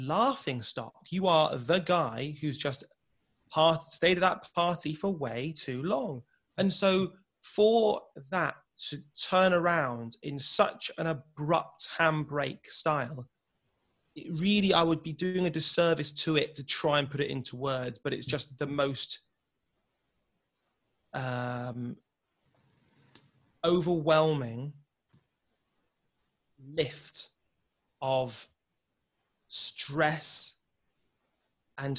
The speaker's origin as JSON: {"language": "English", "town": "Wolverhampton", "region": "West Midlands", "country": "United Kingdom", "tie": "born or raised there", "said": "growing up in Wolverhampton, I've seen a lot of deprivation"}